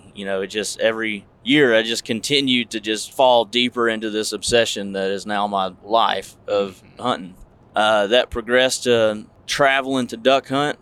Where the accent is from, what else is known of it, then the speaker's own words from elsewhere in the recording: Marshall, Texas, United States; moved away as an adult; also born or lived in Camp Pendleton, California; born and raised in Marshall, Texas, and Northeast Texas